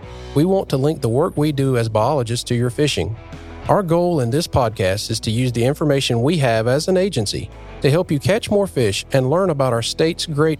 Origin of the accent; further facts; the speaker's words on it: Neuse River, North Carolina, United States; I grew up on the Neuse River